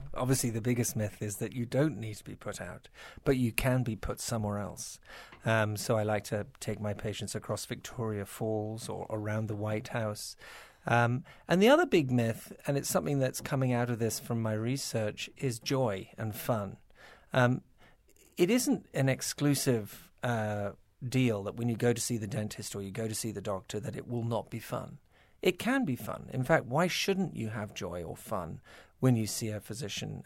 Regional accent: United Kingdom; moved away as an adult; also born or lived in Toronto, Canada; now in United States; I was born in Toronto, not so far away. But yes, I was gro-, I did grow up in, in Britain and, uh, worked in the British National Health for twelve years

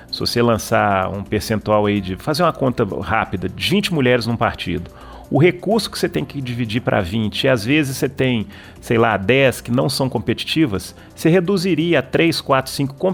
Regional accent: Belo Horizonte, Minas Gerais, Brazil; eu sou, sou de Belo Horizonte, o primeiro mandato meu foi de vereador aí em, em Belo Horizonte

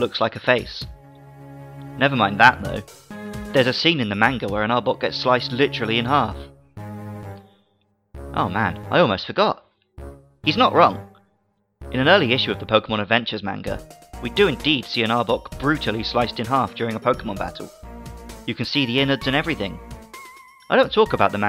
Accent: United Kingdom; As a British 90s kid

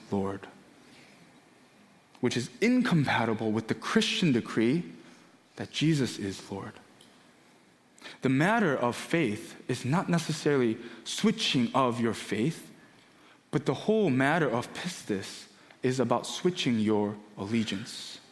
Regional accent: United States; also born or lived in Korea; Growing up in America, I was born in Korea, but moved here when I was one, pretty much lived here for 29, 30 years of my life

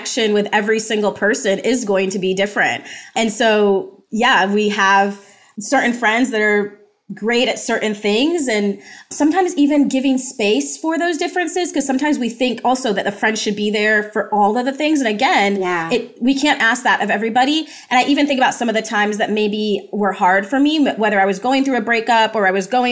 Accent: United States; born or raised there; also born or lived in Jamaica

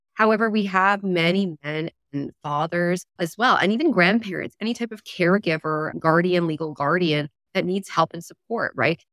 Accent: Alberta, Canada; I grew up in Alberta in a rural area

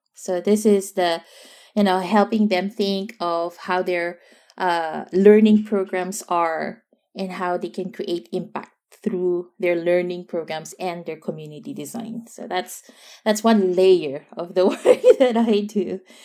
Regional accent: Philippines; now in Netherlands; being a Filipino and, and being in a, a, a very, yeah, extended

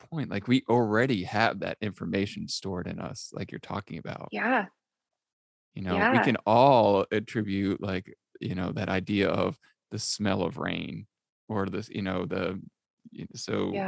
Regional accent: Easton, Connecticut, United States; I grew up in Easton, Connecticut

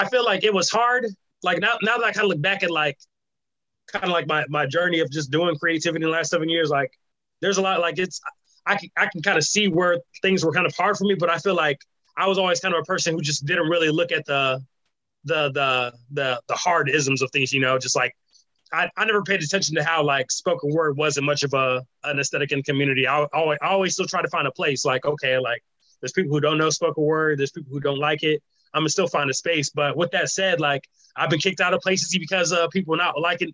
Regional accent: Rock Island, Illinois, United States; I've been here for the most majority of my life. You know, like I pretty much just say 30 years now

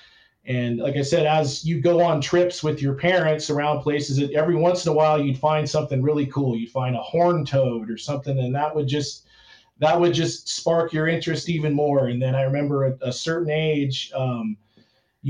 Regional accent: Torrance, California, United States; I grew up in Torrance, which is just south of Los Angeles

